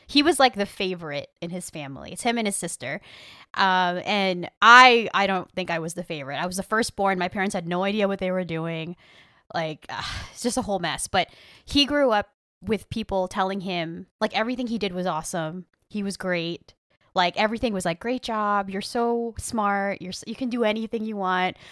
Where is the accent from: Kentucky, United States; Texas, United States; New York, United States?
Texas, United States; Rio Grande Valley; I grew up in the Rio Grande Valley